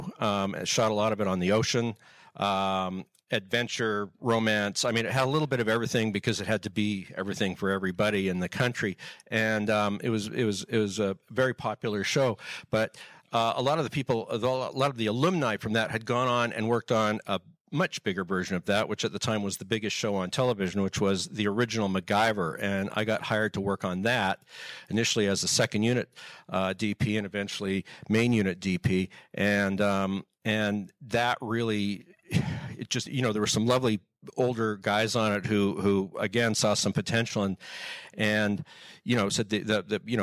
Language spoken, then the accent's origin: English; Canada; also born or lived in United States; I'm actually American by birth, but I was raised in Canada.